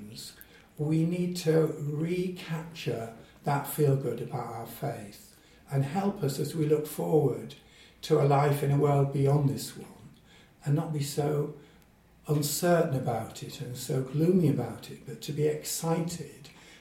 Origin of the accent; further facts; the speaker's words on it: Yorkshire and the Humber, United Kingdom; also born or lived in Middle East / Gloucestershire / Zimbabwe / West Africa; now in Derby, United Kingdom; I actually was born and brought up in Yorkshire